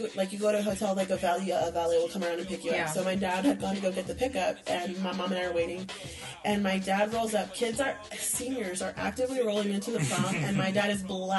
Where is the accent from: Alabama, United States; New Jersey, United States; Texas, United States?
Texas, United States; Austin; we grew up in Dove Springs, which is not the nicest part of Austin.